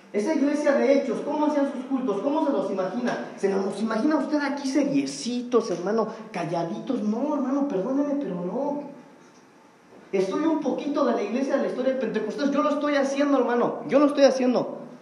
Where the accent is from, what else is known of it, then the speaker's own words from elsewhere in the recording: Mexico; eso es parte de nuestra cultura como mexicanos.